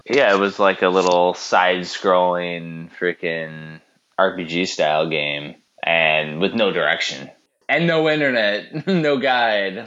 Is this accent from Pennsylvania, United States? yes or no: no; Chicagoland area, Illinois, United States; We're from Chicago land area, which is a big metropolitan